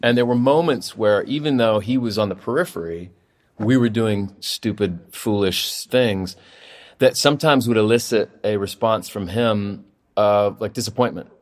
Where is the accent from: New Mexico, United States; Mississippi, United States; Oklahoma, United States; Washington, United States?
Oklahoma, United States; Oklahoma City; also born or lived in Los Angeles; now in Austin, United States; I'm very fond of my childhood, having grown up there.